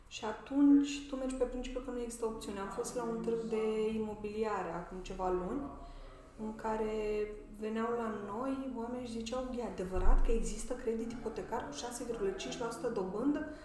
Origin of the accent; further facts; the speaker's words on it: Suceava, Suceava County, Romania; eu sunt din Suceava